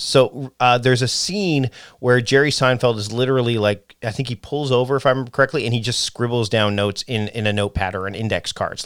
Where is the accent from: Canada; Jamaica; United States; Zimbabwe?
Canada; I'm Canadian.